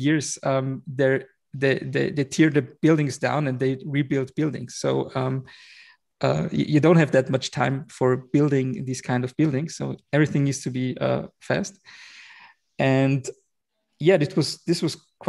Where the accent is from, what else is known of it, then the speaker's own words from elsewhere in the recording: Vienna, Austria; I was born and raised in Vienna, in Austria, in the heart of Europe.